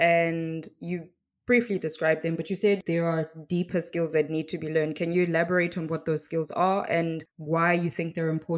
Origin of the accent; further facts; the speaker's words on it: South Africa; I'm from South Africa